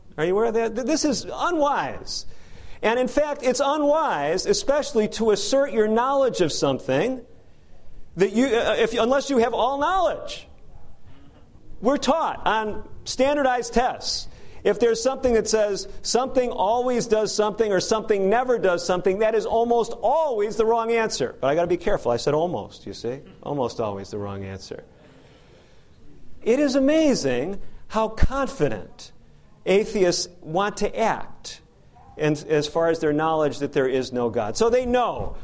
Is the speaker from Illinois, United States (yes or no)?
yes; Chicago, Illinois, United States; Chicago, Illinois, my hometown.